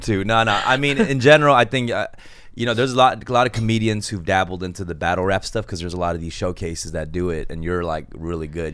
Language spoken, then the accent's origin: English; Los Angeles, California, United States; I'm from Koreatown